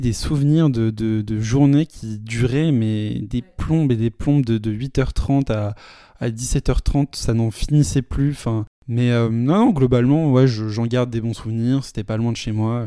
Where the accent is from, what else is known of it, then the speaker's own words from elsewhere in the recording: Paris, Île-de-France, France; J'ai toujours euh, vécu à Paris, je suis né à Paris, j'ai toujours vécu toute ma vie à Paris.